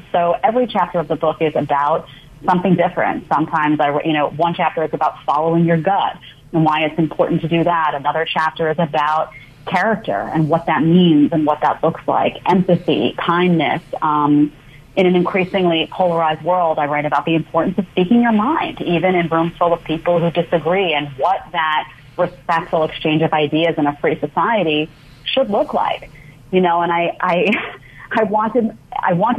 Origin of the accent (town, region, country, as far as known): New York City, New York, United States; born or raised there; also born or lived in Manhattan